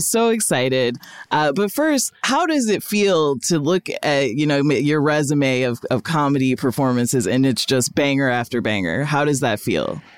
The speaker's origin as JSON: {"language": "English", "town": "Rockford", "region": "Illinois", "country": "United States", "tie": "born or raised there", "also_born_or_lived": "New England", "moved": "as an adult", "said": "I grew up in Rockford, Illinois"}